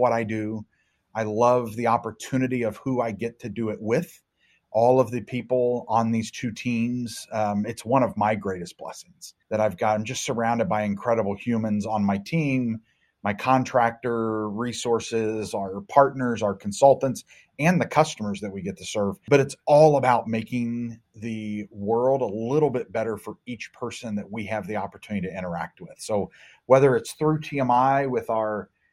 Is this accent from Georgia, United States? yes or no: no; Cincinnati, Ohio, United States; my hometown of Cincinnati, Ohio area